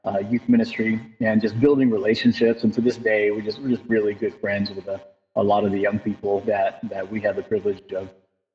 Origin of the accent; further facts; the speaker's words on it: San Diego, California, United States; I grew up in San Diego